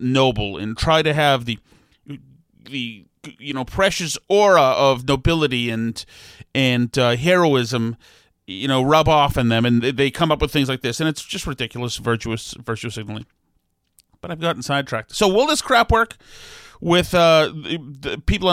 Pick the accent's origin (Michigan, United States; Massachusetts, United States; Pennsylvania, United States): Massachusetts, United States; Winchester; I grew up in Winchester